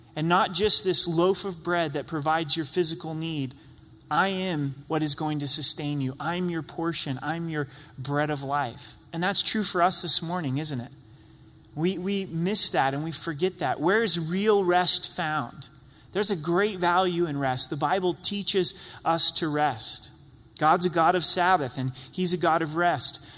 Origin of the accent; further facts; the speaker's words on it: Southern Oregon, United States; moved away as an adult; also born or lived in Utah / Idaho; now in Colorado, United States; I grew up in Southern Oregon